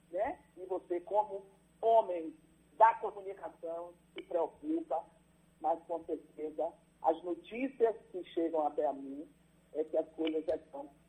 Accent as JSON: {"language": "Portuguese", "town": "Amargosa", "region": "Bahia", "country": "Brazil", "tie": "born or raised there", "moved": "yes", "said": "eu sou de Amargosa"}